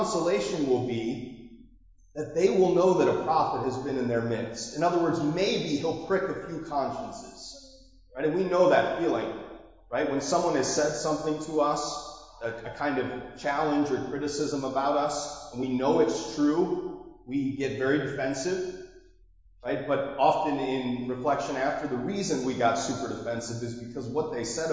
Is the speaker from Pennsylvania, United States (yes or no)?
no; Marblehead, Massachusetts, United States; That's my hometown.